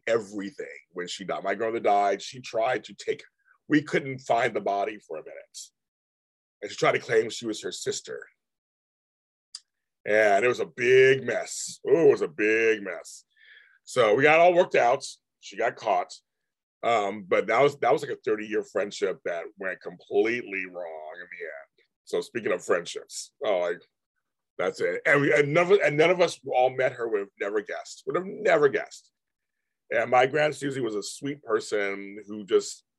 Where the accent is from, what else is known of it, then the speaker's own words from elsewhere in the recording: New York, United States; I'm from New York. I'm still from New York.